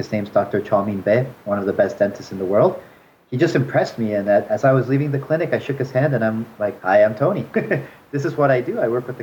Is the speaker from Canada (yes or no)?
yes; Canada; moved away as an adult; also born or lived in China; now in Seoul, South Korea; I grew up in Canada